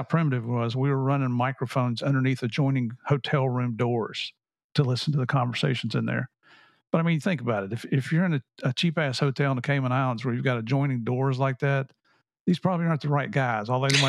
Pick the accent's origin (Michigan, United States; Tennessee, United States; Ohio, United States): Tennessee, United States; Tennessee and Southern West Virginia, United States; I grew up in Tennessee and Southern West Virginia.